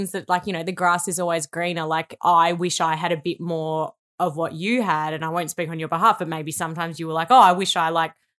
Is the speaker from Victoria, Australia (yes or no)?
yes; Melbourne, Victoria, Australia; Okay, so we both grew up in Victoria. I grew up in the Bayside area. So I lived in like Hampton, Sandringham and Brighton during my school years.